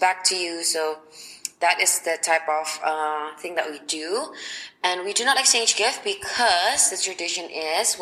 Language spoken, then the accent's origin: English; Surabaya, East Java, Indonesia; now in Jakarta, Indonesia; I'm originally from Surabaya, which is 12 hours away by car from Jakarta.